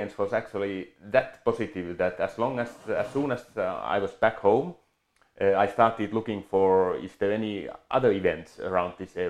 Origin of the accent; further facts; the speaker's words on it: Finland; moved away as an adult; now in Switzerland; my background is I come from Finland. I grew up there, was born there.